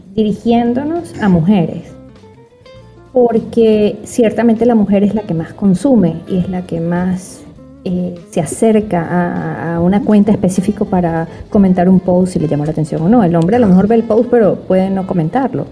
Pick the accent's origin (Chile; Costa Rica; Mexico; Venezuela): Venezuela; moved away; soy psiquiatra, psicoterapeuta venezolana